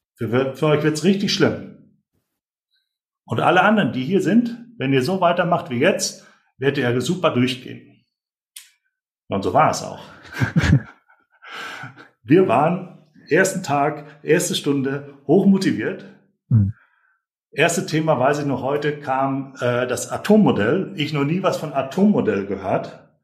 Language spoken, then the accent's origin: German; North Rhine-Westphalia, Germany; Ich komme ja auch aus, aus Nordrhein-Westfalen